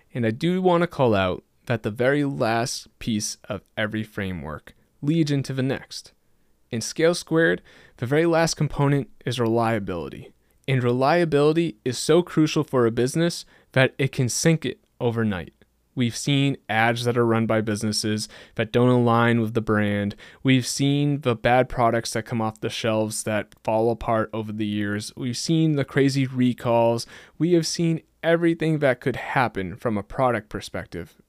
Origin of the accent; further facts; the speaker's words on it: just outside of Boston, Massachusetts, United States; I grew up just outside of Boston in a pretty small, low-key town, and I've stayed here almost my entire life